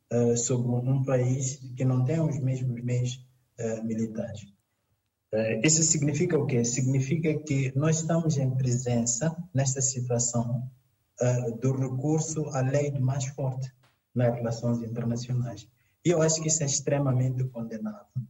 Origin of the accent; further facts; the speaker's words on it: Mozambique; em África, no meu caso em Moçambique